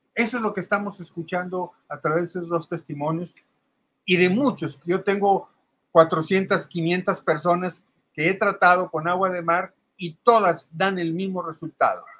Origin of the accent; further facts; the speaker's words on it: Mexico; soy mexicano de nacimiento, pero de origen árabe eh, soy segunda generación así aquí en México